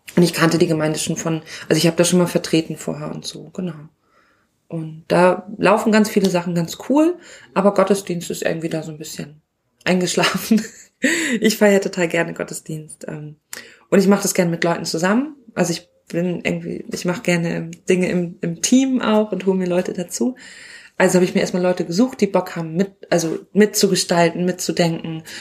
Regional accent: Northern Germany, Germany; ich komme aus Norddeutschland, bei uns sagt man Pastor

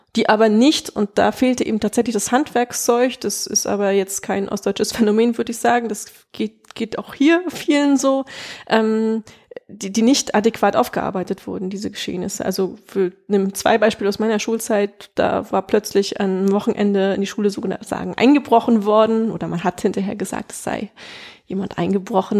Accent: East Germany, Germany; moved away as an adult; also born or lived in Prague, Czech Republic / Upper Franconia, Bavaria; now in Bavaria, Germany; bei uns im Osten

